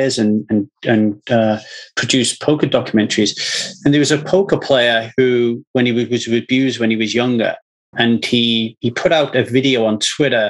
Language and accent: English; Ogmore Vale, Wales, United Kingdom; now in Los Angeles, United States; I'm in LA now, but I grew up in Ogmore Vale